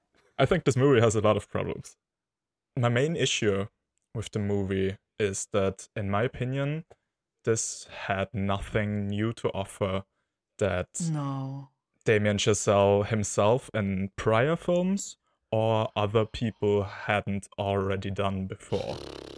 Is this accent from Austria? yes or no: yes; Austria; from Austria.